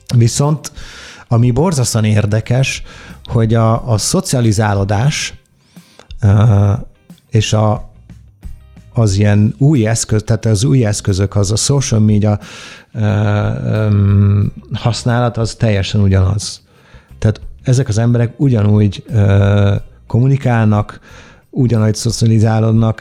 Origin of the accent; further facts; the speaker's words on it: Italy; Hungarian is a second language; moved away as an adult; also born or lived in London; now in Budapest, Hungary; Olaszországban nőttem fel, ott születtem